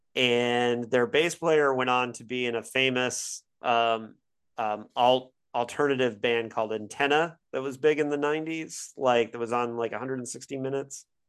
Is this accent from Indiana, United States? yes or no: yes; Bloomington, Indiana, United States; born or raised there; moved away; also born or lived in Syracuse, New York